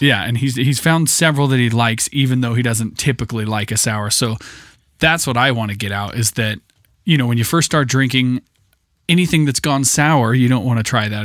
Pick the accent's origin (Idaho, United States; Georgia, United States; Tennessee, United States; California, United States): Idaho, United States; I grew up with in Idaho